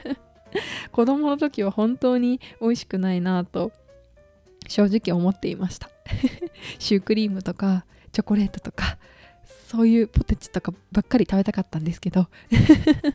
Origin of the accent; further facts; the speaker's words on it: Okayama, Japan; now in Tokyo, Japan; 地元の岡山